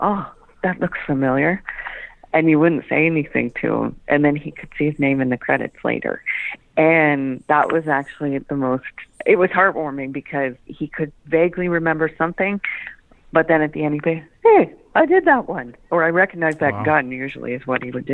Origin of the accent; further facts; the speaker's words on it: Nobleton, Ontario, Canada; Being my hometown, I was moving back to Nobleton anyway